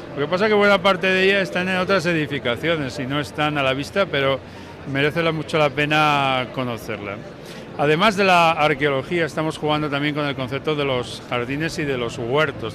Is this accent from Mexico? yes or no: no; La Armuña, Castile and León, Spain; yo soy de la Armuña